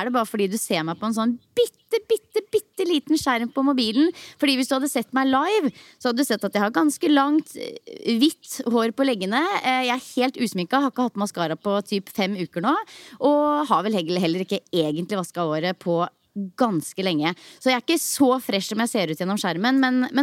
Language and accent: Norwegian; Norway; Heldigvis så er det jo fortsatt sommermåned og varmt i lufta hjemme i Norge også.